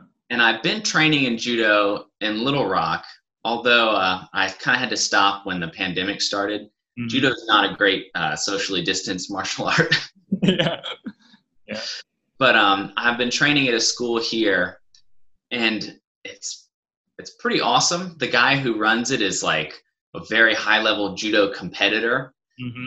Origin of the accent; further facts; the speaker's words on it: Atlanta, Georgia, United States; I grew up in Atlanta. I was born and raised there